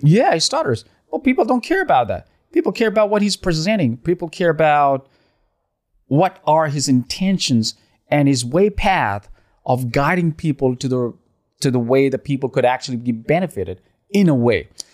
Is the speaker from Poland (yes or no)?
no; Pakistan; now in Dubai, United Arab Emirates; I'm from Pakistan